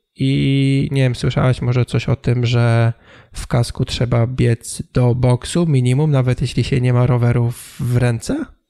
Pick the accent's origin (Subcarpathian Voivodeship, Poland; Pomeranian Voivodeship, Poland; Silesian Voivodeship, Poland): Pomeranian Voivodeship, Poland; Tricity; u nas, w Trójmieście